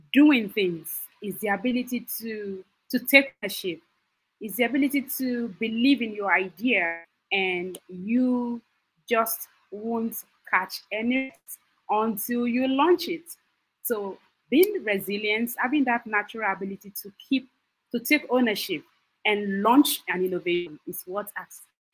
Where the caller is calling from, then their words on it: Lagos, Nigeria; I'm calling from Lagos, Nigeria.